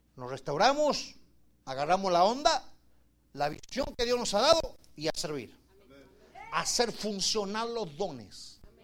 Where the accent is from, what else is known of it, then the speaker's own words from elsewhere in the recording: Argentina; moved away; yo vengo de Argentina